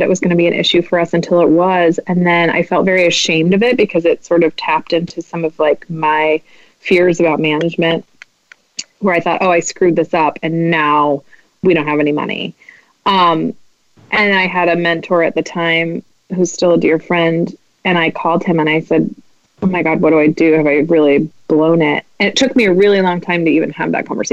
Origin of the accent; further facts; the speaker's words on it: Midwest, United States; I'm Midwestern